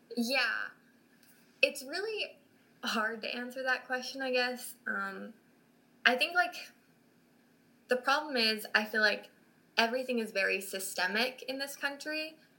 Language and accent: English; Utah, United States; moved away as an adult; now in Cincinnati, United States; I grew up in Utah